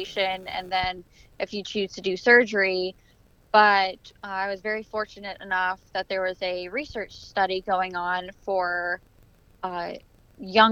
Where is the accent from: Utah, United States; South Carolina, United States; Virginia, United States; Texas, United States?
Virginia, United States; Richmond; I'm from Richmond, Virginia